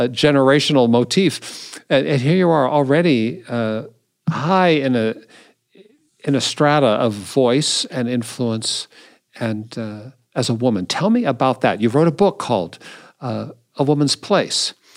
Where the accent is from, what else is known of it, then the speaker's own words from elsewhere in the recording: Seattle, Washington, United States; now in Indianapolis, United States; I grew up in Seattle